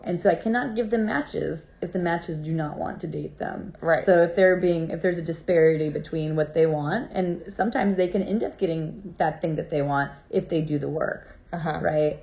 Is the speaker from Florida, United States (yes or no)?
yes; Cape Canaveral, Florida, United States; I was raised in Cape Canaveral, Florida.